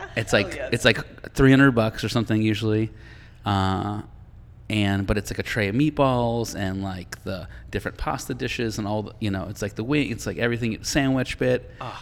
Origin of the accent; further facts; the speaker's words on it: Boston, Massachusetts, United States; moved away; I'm from Boston